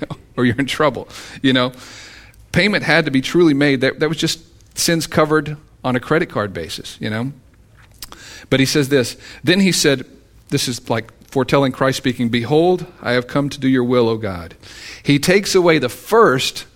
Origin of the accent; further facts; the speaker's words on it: Texas, United States; I'm from Texas